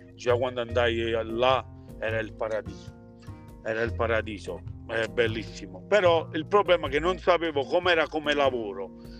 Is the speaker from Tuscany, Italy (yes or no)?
no; Naples, Campania, Italy; moved away as an adult; now in New Jersey, United States; mi sto qui in America non torno più a Napoli